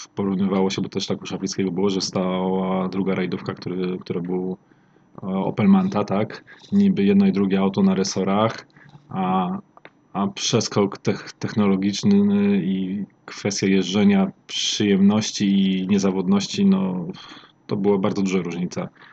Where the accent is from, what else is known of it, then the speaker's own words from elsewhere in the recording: Olsztyn, Warmian-Masurian Voivodeship, Poland; pochodzę z Olsztyna